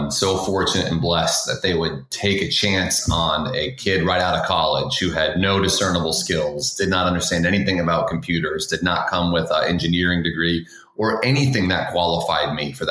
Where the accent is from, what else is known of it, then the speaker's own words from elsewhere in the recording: Boston, Massachusetts, United States; I grew up in Boston, {S0} North {S1} Carolina, or Boston, Massachusetts, excuse me.